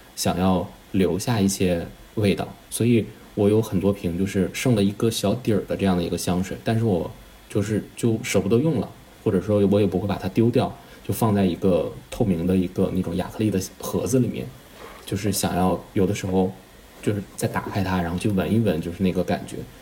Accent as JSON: {"language": "Chinese", "region": "northern China", "country": "China", "said": "我是北方人，其实北方本身就挺干的"}